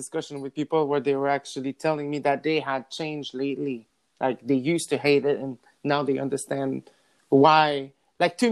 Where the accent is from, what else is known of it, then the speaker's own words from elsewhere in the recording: New Brunswick, Canada; first language French; English is a second language; moved away; I'm from New Brunswick, so a small town where they don't really have those discussion ever.